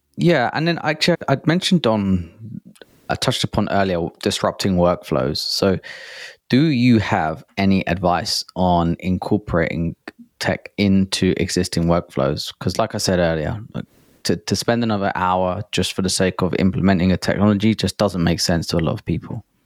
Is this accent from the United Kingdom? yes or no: yes; England, United Kingdom; as an Englishman